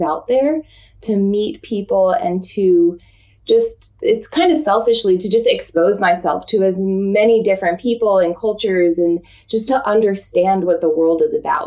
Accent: Florida, United States; moved away as an adult; also born or lived in New York / San Francisco; now in Tokyo, Japan; I was born in New York and I lived there for the first 9 years of my life. So I will always claim to be a New Yorker. And then my family moved me down to Florida when I was younger, and I lived in Florida up until I graduated from university

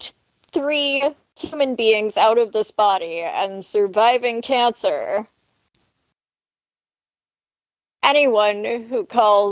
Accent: Canada; I'm Canadian

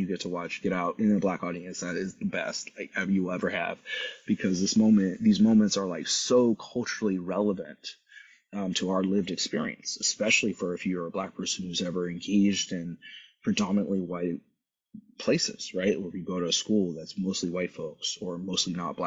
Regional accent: San Luis Obispo, California, United States; I grew up in San Luis Obispo

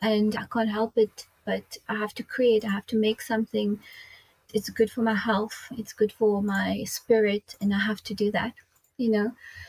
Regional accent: Mauritius; I grew up in Mauritius.

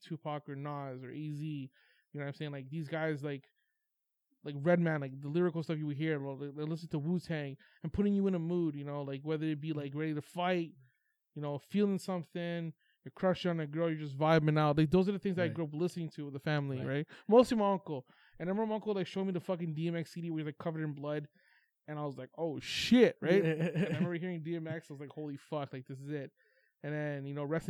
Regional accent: Toronto, Ontario, Canada; I was born and raised in Toronto and then moved to the suburbs

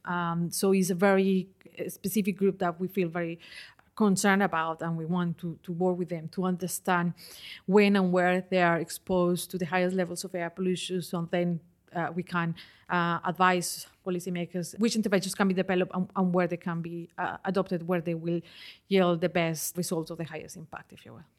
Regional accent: Colombia; moved away as an adult; also born or lived in London, United Kingdom; now in United Kingdom; I did that back in my country. I'm originally from Colombia.

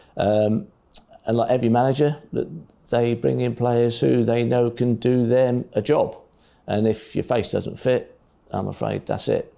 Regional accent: Norwich, East of England, United Kingdom; I was born in Norwich. I've, I had a lot of mates there. When you're 16, 17, 18, I'm still knocking around with my schoolmates

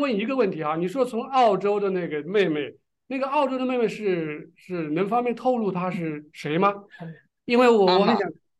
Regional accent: Shenzhen, Guangdong, China; moved away; 我也是深圳的啊。

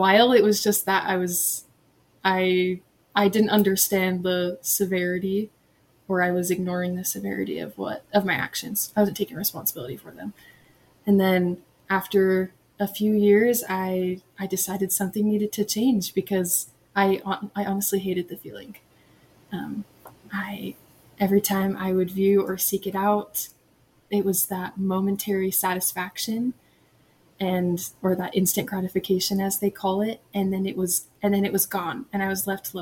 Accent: Hooper, Utah, United States; also born or lived in Kentucky; I'm from Hooper, Utah, which is close to Ogden. And I've grown up here most of my life, but I've lived in Kentucky when I was younger

